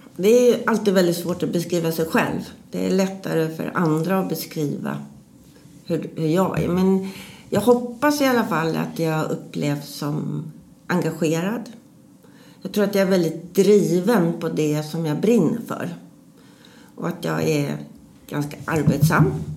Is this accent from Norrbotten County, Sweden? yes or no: no; Stockholm, Stockholm County, Sweden; Jag är uppvuxen i Stockholm